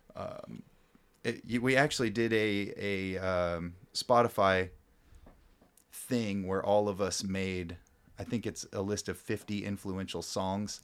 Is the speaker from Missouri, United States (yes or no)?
no; Louisburg, Kansas, United States; also born or lived in Grandview / Overland Park / Olathe; now in Lawrence, United States; I grew up in Lewisburg